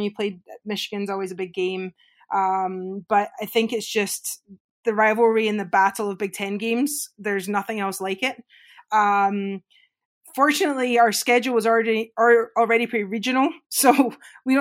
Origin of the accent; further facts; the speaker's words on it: Scotland, United Kingdom; moved away; growing up in Scotland, I grew up playing golf and hockey